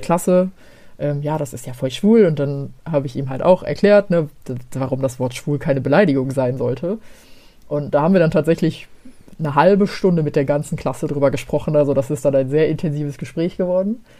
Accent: Gelsenkirchen, North Rhine-Westphalia, Germany; moved away; ich komme aus Gelsenkirchen ursprünglich

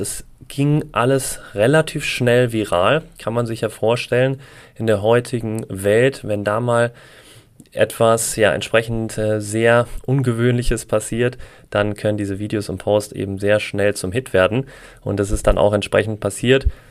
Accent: Essen, North Rhine-Westphalia, Germany; moved away; Ich komme ja ursprünglich auch aus Essen

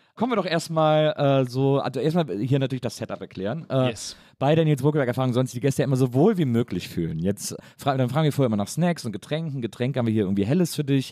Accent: Wesseling, North Rhine-Westphalia, Germany; Also ich komme ja aus Wesselingen

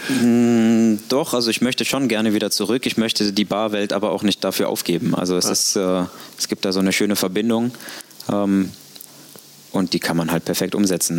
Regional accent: Cologne, North Rhine-Westphalia, Germany; now in Hamburg, Germany; ich bin Kölner

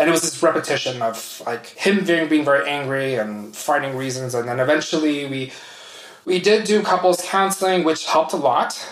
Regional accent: United States; moved away as an adult; also born or lived in Vietnam / Sweden; now in Switzerland; my hometown is near Washington D.C.

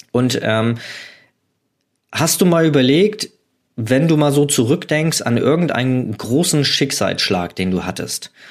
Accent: Hamburg, Germany; Ich komme aus Hamburg und habe da startende Flugzeuge fotografiert.

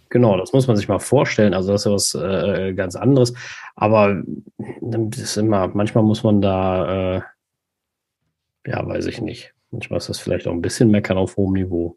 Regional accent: Germany; bei uns in Deutschland

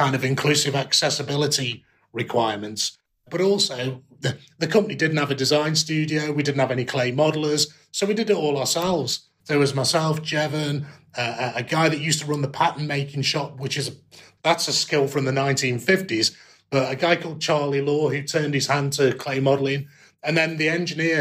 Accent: Stoke-on-Trent, West Midlands, United Kingdom; now in Coventry, United Kingdom; being a kid growing up in Stoke-on-Trent

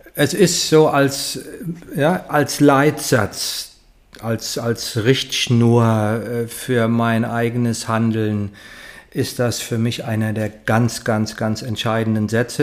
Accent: Heidesheim, Rhineland-Palatinate, Germany; ich komme aus Heidesheim, kleines Dorf zwischen Mainz und Ingelheim

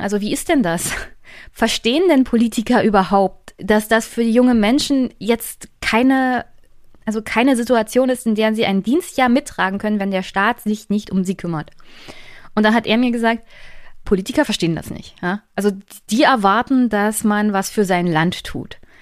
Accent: East Germany, Germany; Ich komme ja aus Ostdeutschland

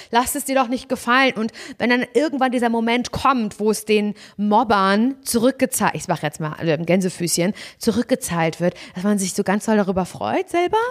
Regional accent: Parchim, Mecklenburg-Vorpommern, Germany; moved away; in Parchim in meiner Heimat, in der ich eigentlich gern bin

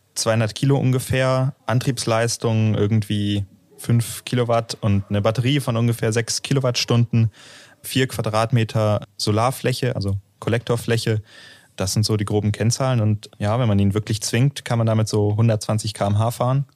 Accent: Northern Germany, Germany; now in Aachen, Germany; Ich komme aus dem Norden von Deutschland

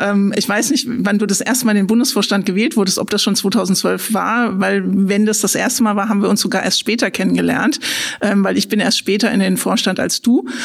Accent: Frankfurt, Hesse, Germany; now in Kelkheim, Germany; Genau, also ich bin Ur-Frankfurterin, also ich bin in Frankfurt geboren und groß geworden, habe da studiert und arbeite auch eben jetzt an der Uni, an der ich auch studiert habe und ähm, bin aber dann in den schönen Taunus gezogen.

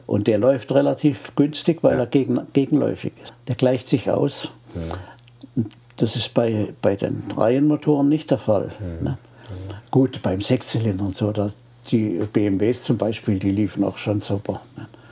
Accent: Freiburg, Baden-Württemberg, Germany; ich komme ja aus Freiburg.

